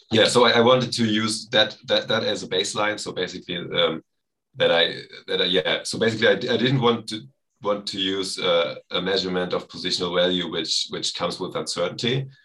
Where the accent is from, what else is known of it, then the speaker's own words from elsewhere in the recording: Germany; English is a second language; I'm from Germany, as you said, and I started watching football like, 12 years ago at this point.